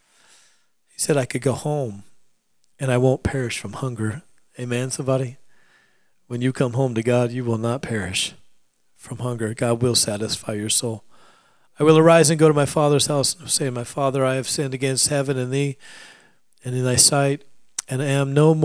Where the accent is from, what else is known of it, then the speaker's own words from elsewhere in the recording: Alaska, United States; I grew up in Alaska